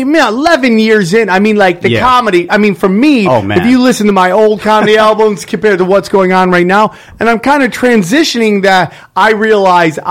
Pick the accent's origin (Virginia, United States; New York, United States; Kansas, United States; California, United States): New York, United States; upstate; also born or lived in Las Vegas; now in Los Angeles, United States; I grew up in upstate New York, which is a much different area than New York City.